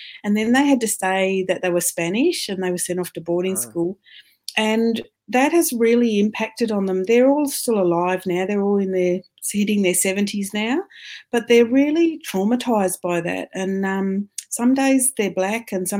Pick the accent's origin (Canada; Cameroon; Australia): Australia; also born or lived in Ireland; they loved having me as an Australian